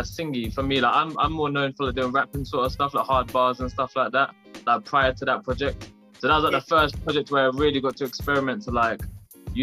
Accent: Bedford, East of England, United Kingdom; I'm a rapper from Bedford in the UK

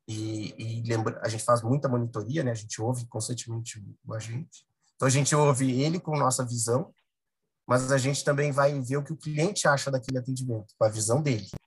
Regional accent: Rio Grande do Sul, Brazil; moved away as an adult; Eu sou gaúcho, obviamente, tô, mas já estou aqui há uns 10 anos e eu sei como aí no Sul é, é difícil

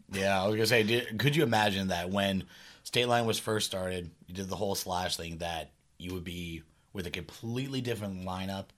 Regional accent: Redwood City, California, United States; I love my hometown

